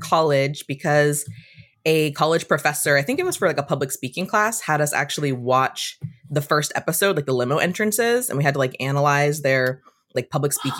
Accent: California, United States; I'm from California. I'm second generation Cuban American.

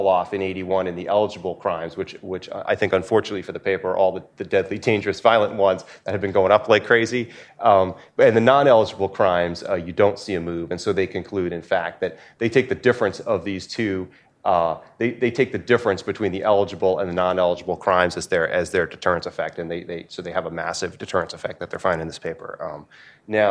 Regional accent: New Hampshire, United States; my home state

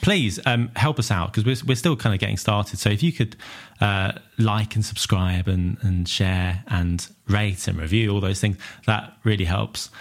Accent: Southend-on-Sea, East of England, United Kingdom; I'm from Southend

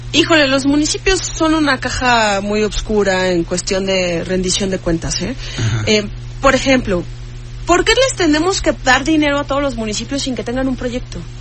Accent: Mexico; como mexicanos

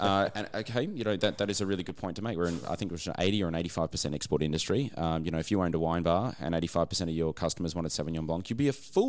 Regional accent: Brisbane, Queensland, Australia; I grew up in Brisbane

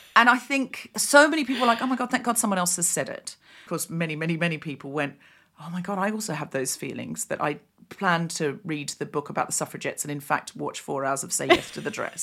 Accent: Australia; I'd had a pretty, you know, quote-unquote standard, whatever that means, childhood, growing up in Australia

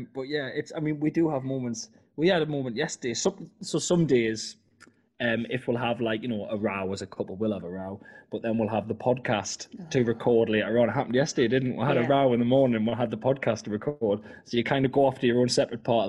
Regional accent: South Shields, North East England, United Kingdom; North Shields, just across the ferry from us

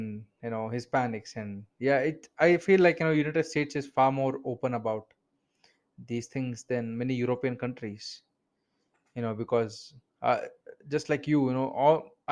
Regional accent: India; accent: Indian; I'm from India

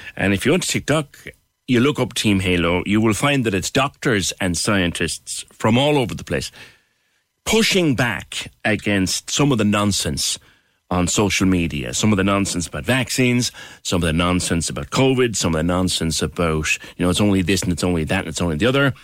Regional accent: Ireland; as Irish people

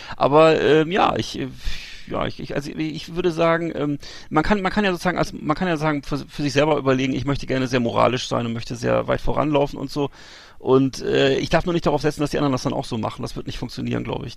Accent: Germany; als Deutsche

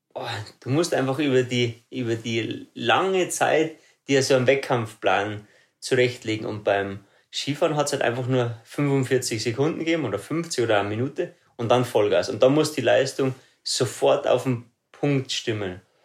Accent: Ruhpolding, Bavaria, Germany; Also ich bin äh, aufgewachsen in Ruppolding, dort lebe ich bis heute noch.

